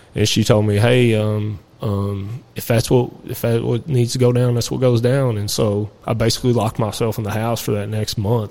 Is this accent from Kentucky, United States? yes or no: yes; New Haven, Kentucky, United States; also born or lived in Lebanon, Kentucky; where I was raised at is Nelson County area, uh, New Haven, New Hope area. I was born in Lebanon, actually, where we're